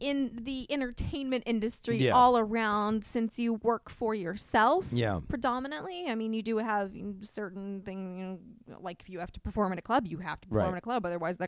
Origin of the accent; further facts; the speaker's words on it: Orlando, Florida, United States; I am from North Orlando.